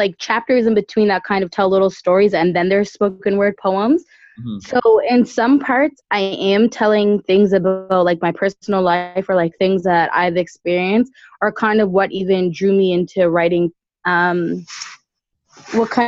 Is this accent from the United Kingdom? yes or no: no; Dartmouth, Nova Scotia, Canada; now in Ottawa, Canada; I grew up in North End, Dartmouth